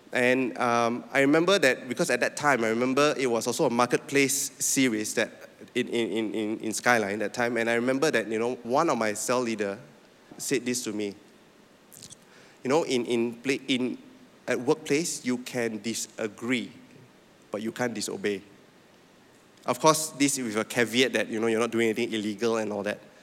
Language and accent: English; Penang, Malaysia; moved away as an adult; also born or lived in Sabah; I'm from Penang